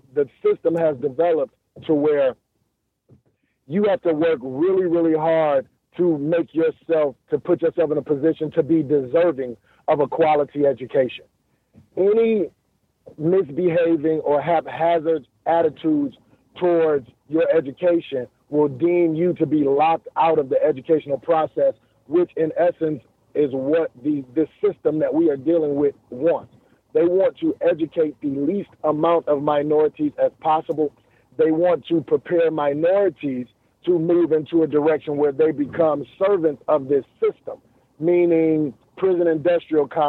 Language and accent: English; Detroit, Michigan, United States; growing up around Miss Anderson and Miss Jennings in our neighborhood